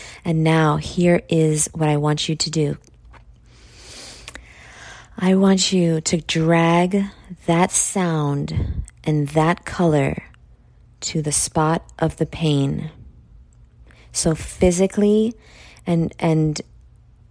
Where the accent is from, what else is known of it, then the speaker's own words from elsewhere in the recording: New York, United States; I'm from New York